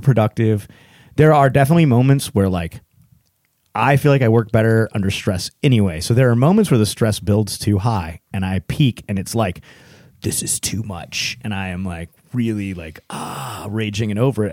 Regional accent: Texas, United States; now in Hillsboro, United States; I'm a Texan

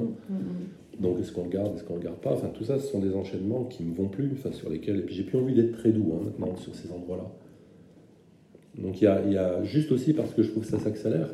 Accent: German-speaking Moselle, Grand Est, France; je viens de Moselle germanophone

